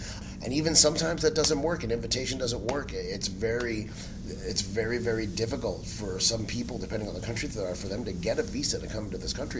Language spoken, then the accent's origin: English; Cuba; first language Spanish; English is a second language; my first language is Spanish. I learned English from Sesame Street. Now, granted, I'm Cuban, so my Spanish is pretty terrible because, you know, sorry, but I can say this as a Cuban